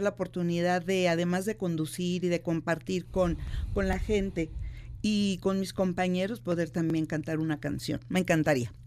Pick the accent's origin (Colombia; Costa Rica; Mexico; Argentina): Mexico; Guanajuato; yo soy de, de Guanajuato, de la capital